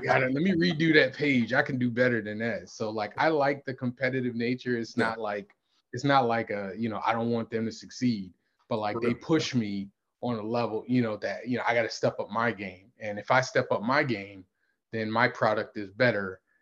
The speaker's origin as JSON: {"language": "English", "region": "Connecticut", "country": "United States", "tie": "born or raised there", "said": "I was in Connecticut. Nothing against my hometown"}